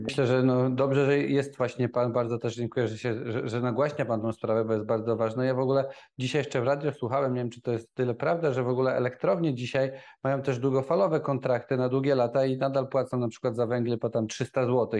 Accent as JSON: {"language": "Polish", "town": "Nowy Sącz", "region": "Lesser Poland", "country": "Poland", "said": "ja też pochodzę z Nowego Sącza"}